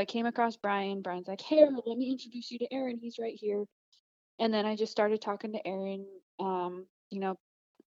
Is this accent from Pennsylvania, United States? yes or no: no; central Utah, United States; now in Denver, United States; I live in Denver, Colorado. I work at a company called Kafaru International. I am originally from Utah, central Utah, small town.